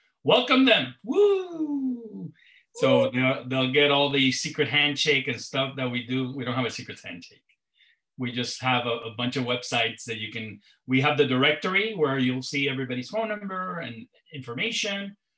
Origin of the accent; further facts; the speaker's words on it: Puerto Rico; And then Ernesto, who's in Puerto Rico, my hometown, he will introduce himself.